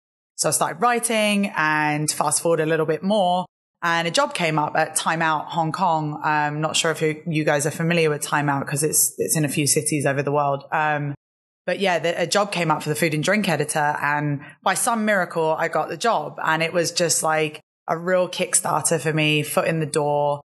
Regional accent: London, United Kingdom; I'm originally from London. My accent, although I probably sound British, it's a little bit mixed up now. But yeah, originally from London

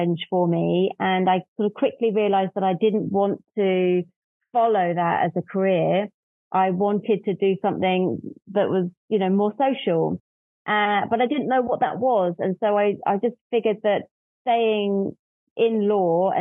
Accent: London, United Kingdom; also born or lived in north of England; I'm from London, and as a kid grew up on a diet of LA Law

